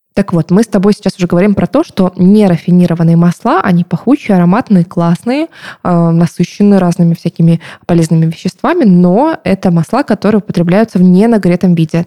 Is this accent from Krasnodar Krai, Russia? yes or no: yes; Novorossiysk, Krasnodar Krai, Russia; Я сама из Новороссийска, это Краснодарский край